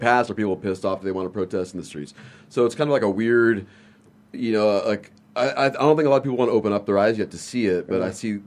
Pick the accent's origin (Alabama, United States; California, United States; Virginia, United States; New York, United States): California, United States; Victorville; moved away; I'm from Southern California